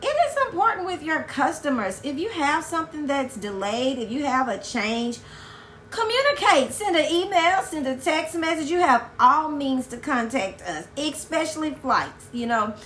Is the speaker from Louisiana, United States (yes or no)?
yes; Louisiana, United States; also born or lived in Baton Rouge, Louisiana / Lafayette, Louisiana; I'm from Louisiana